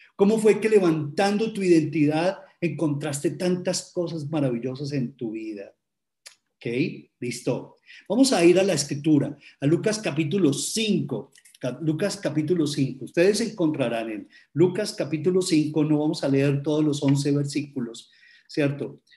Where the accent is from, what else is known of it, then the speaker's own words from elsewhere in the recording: Colombia; como colombianos